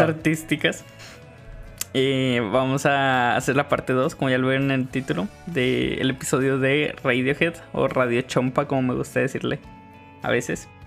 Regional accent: northern Mexico, Mexico; somos muy norteños

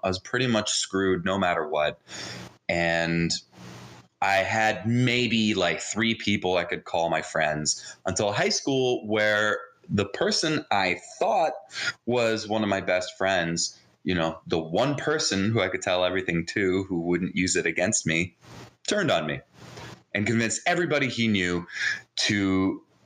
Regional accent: New Jersey, United States; first language Hebrew; English is a second language; also born or lived in Jerusalem, Israel; I was actually born in Jerusalem, Israel. And I was raised in New Jersey.

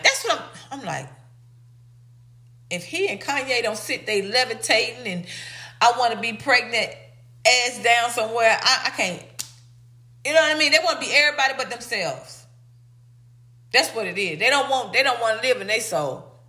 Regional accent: the South, United States; I'm from the South.

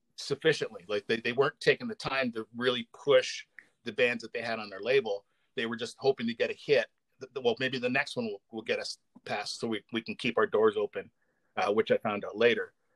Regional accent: Canada; also born or lived in Windsor, Ontario; we're both Canadian

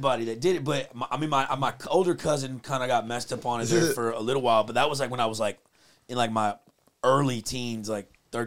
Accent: south of Houston, Texas, United States; moved away; I was like south of Houston, but in the country. Like like southwest, like Brazos River, lowland

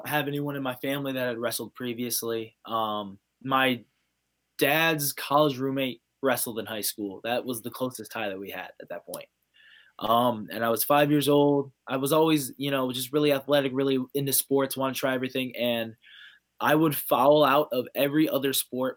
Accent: Ohio, United States; Ohio's wrestling is, that a good majority of us are making it to that Division I level. It's so much fun growing up in an environment like

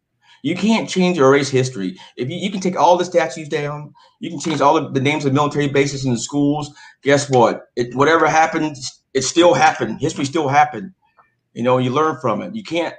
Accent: the South, United States; I grew up in the South

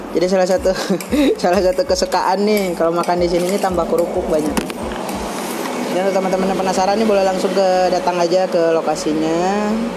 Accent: Aceh, Indonesia; moved away; also born or lived in Cimahi; saya juga berasal dari Aceh

